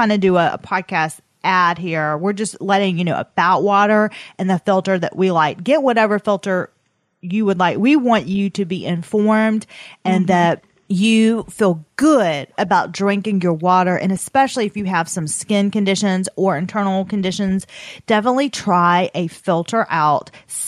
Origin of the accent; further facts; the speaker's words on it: the South, United States; Atler, listen, we're from the South. It comes out.